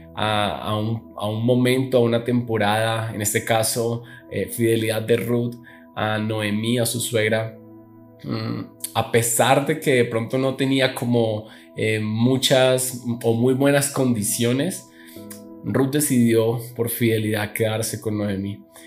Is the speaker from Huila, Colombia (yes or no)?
yes; Neiva, Huila, Colombia; moved away as an adult; now in Bogotá, Colombia; yo soy de la ciudad de Neiva, una ciudad aquí en Colombia, eh, que es mucho más pequeña, en donde actualmente vivo, que es en Bogotá, la capital